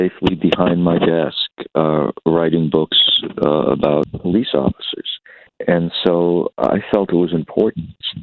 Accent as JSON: {"language": "English", "town": "New York City", "region": "New York", "country": "United States", "tie": "born or raised there", "also_born_or_lived": "California", "moved": "yes", "said": "I was born in New York City, born on Staten Island"}